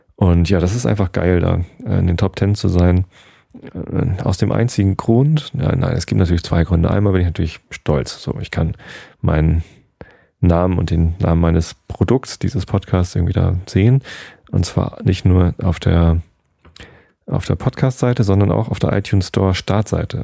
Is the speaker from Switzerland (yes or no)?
no; Germany; bei uns in Deutschland